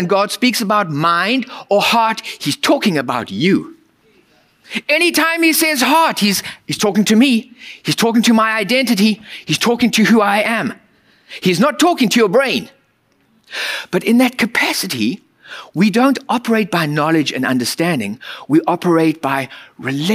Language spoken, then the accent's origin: English; United States; As an American culture, we are raised with productivity